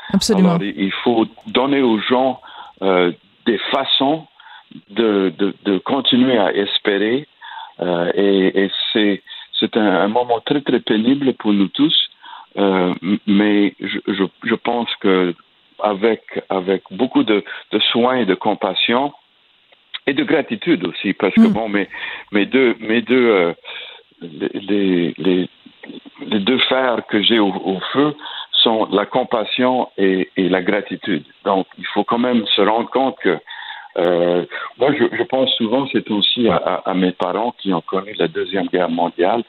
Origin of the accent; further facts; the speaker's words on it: Acadiana, Louisiana, United States; ma région, euh, euh, dans l'Acadiana